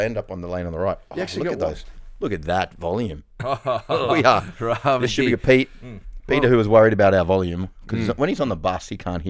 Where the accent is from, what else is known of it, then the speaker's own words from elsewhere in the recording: Melbourne, Victoria, Australia; I'm from Melbourne.